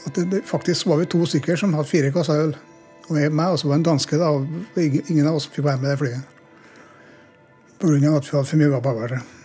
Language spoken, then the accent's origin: Norwegian; Norway; also born or lived in Namsos; hjemme i Norge